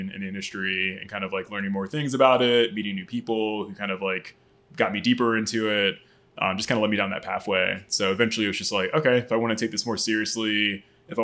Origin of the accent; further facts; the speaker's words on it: Maryland, United States; moved away as an adult; also born or lived in New York / Los Angeles; I pretty much moved here when I was like 4 or 5, so most of my memories are of Maryland and growing up here. I would very much say that I'm from here